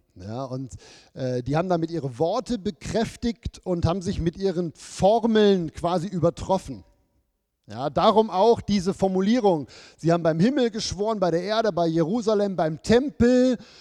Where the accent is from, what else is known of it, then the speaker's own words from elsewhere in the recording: Germany; moved away as an adult; now in Switzerland; als Deutsche